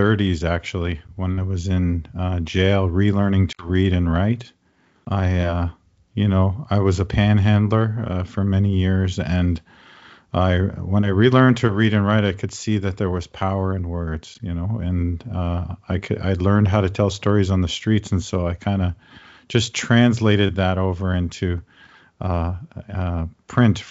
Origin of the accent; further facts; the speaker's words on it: Toronto, Ontario, Canada; now in Hamilton, Canada; I grew up in the suburbs of Toronto.